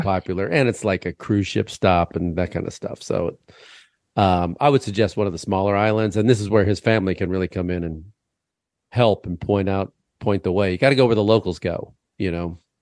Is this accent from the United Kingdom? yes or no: no; Illinois, United States; I'm from Illinois.